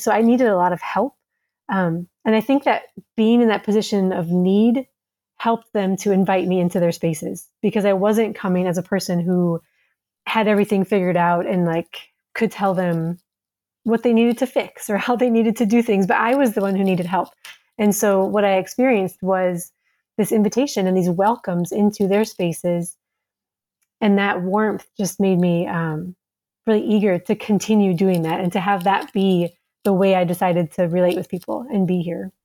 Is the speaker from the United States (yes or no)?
yes; Minnesota, United States; moved away as an adult; also born or lived in Somalia; now in Djibouti, Djibouti; I'm an American. I'm from Minnesota